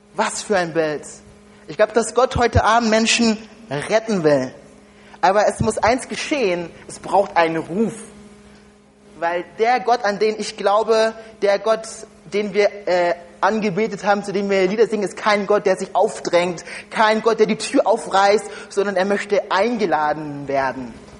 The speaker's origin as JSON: {"language": "German", "country": "Germany", "said": "ich komme ursprünglich nicht aus Deutschland"}